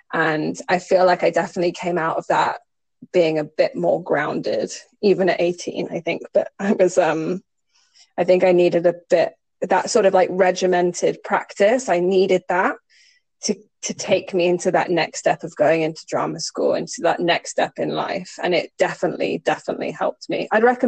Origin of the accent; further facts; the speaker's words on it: Singapore; I grew up in Singapore.